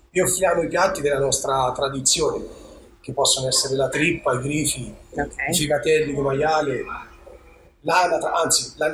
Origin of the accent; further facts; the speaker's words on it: Arezzo, Tuscany, Italy; tutti sanno che io sono di Colcitrone